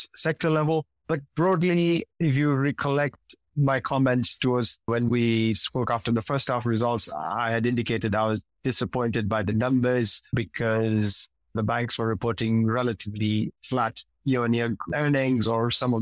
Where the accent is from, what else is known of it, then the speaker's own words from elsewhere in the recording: Kenya; moved away as an adult; I'm originally Kenyan, although I'm based outside of Kenya right now